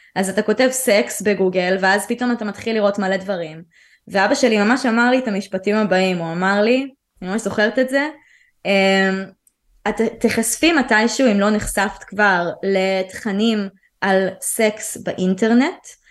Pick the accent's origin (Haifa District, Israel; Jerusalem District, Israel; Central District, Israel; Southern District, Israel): Central District, Israel; also born or lived in Tel Aviv / Ramat HaSharon; אני גדלתי בעיקר באזור המרכז, שזה היה באותו זמן תל אביב ואחרי זה רמת השרון